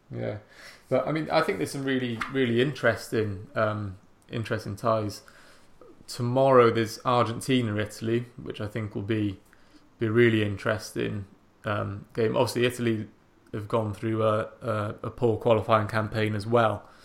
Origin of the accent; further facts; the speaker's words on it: Welsh, Wales, United Kingdom; now in England; I'm Welsh, um, but I live in England